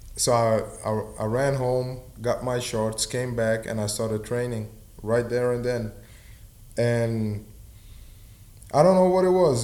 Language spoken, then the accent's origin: English; Suriname; I'm from Suriname, South America